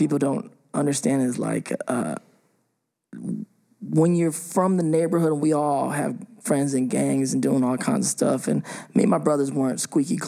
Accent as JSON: {"language": "English", "town": "Paramount", "region": "California", "country": "United States", "tie": "born or raised there", "also_born_or_lived": "Pittsburgh, Pennsylvania", "said": "when we moved from Pittsburgh to LA, we moved to a town called Paramount"}